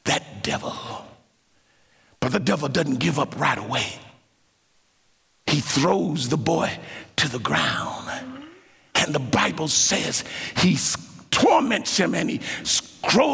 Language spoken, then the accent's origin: English; Dayton, Ohio, United States; I grew up in Ohio, Dayton, Ohio